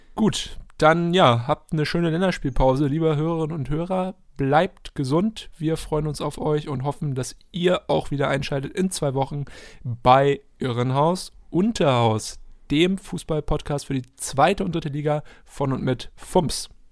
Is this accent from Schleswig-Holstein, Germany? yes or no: yes; Halstenbeek, Schleswig-Holstein, Germany; Halstenbeek, meiner Heimat